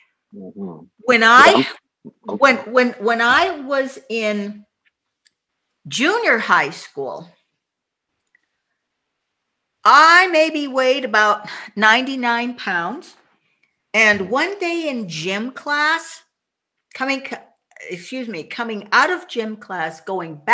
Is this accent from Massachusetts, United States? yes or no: yes; suburb of Boston, Massachusetts, United States; now in Tacoma, United States; Was raised in a conservative white suburb of Boston